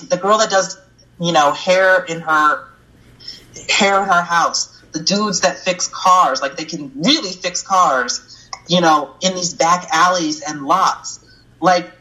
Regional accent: upstate New York, United States; moved away as an adult; now in Chicago, United States; I'm from New York. I'm from upstate New York, born and raised.

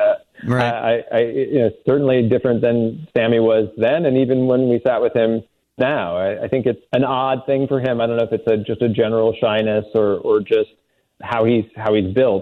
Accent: Edwardsville, Illinois, United States; I grew up in Edwardsville, right outside St. Louis

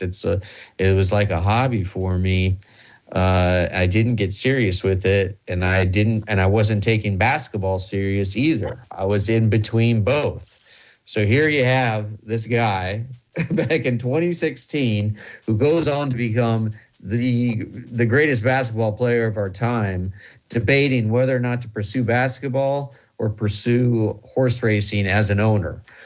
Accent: Midwest, United States; I'm from the Midwest

